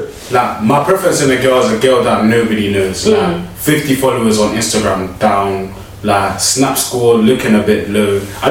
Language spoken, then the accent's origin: English; Zimbabwe; I'm from Zimbabwe.